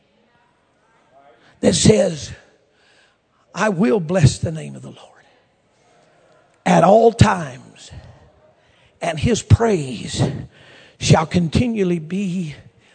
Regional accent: Oklahoma, United States; I'm from Oklahoma

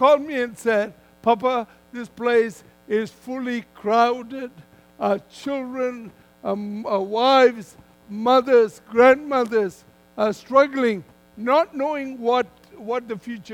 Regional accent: Malaysia; moved away as an adult; So I come originally from Malaysia

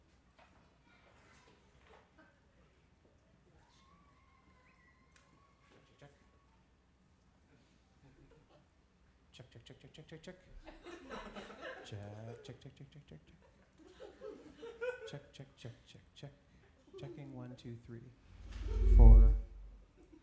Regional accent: Alaska, United States; moved away; I grew up in Alaska, a few of you know, and I spent a lot of my summertime in Valdez.

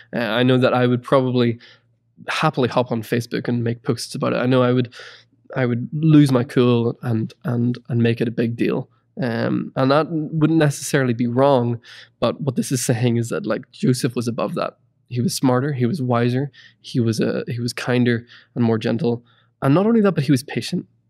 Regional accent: Ireland; moved away; I'm originally from Ireland, and it's always cold.

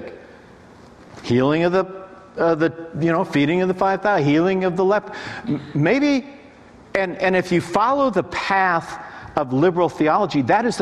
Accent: Nashville, Tennessee, United States; I'm from Nashville.

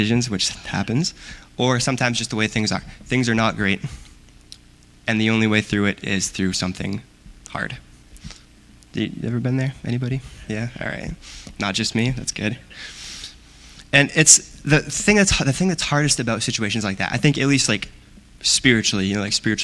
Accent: Aroostook County, Maine, United States; moved away as an adult; now in Waterville, United States; I'm actually from Aroostook County

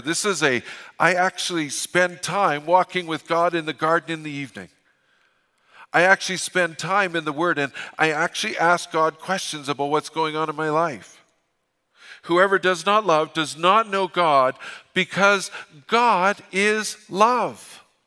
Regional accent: Fort St. John, British Columbia, Canada; I'm from Fort Saint John. We don't apologize

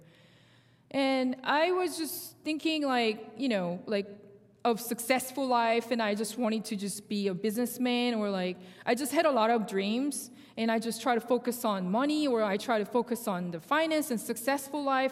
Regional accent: Seoul, South Korea; first language Korean; English is a second language; moved away as an adult; now in United States; I was born in South Korea, and I grew up in Seoul

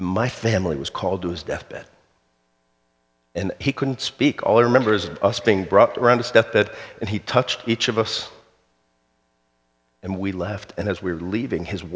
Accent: South Florida, United States; When I was a kid, I grew up in South Florida.

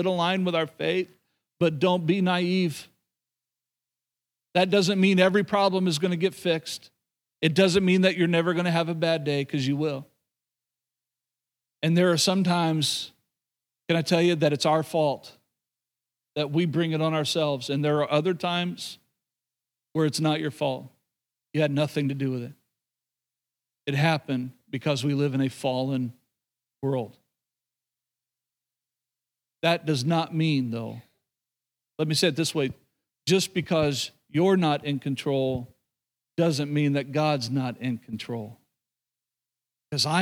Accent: Oklahoma, United States; moved away; growing up in Oklahoma, being around a lot of believers growing up, obviously grew up in the church.

